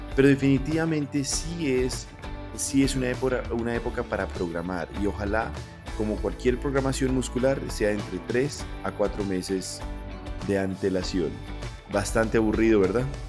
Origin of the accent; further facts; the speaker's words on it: Pasto, Nariño, Colombia; yo soy pastuso